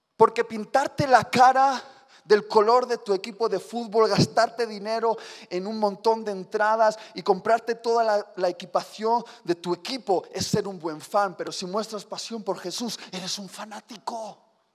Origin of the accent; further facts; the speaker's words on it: Spain; Sí, soy español